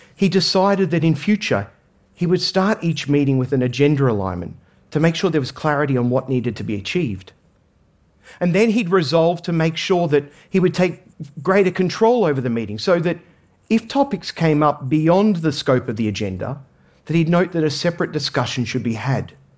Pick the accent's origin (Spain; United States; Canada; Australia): Australia; I grew up in Australia